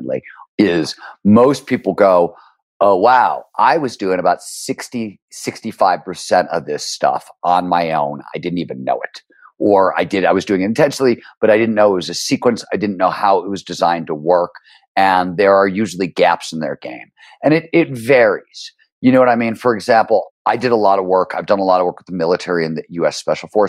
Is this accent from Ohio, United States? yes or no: yes; Cleveland, Ohio, United States; When I was growing up in Cleveland, Ohio in the blue collar 70s